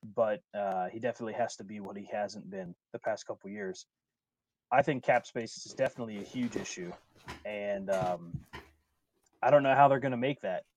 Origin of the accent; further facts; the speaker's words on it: Wheeling, West Virginia, United States; my hometown is Wheeling, West Virginia, which is in the Upper Panhandle.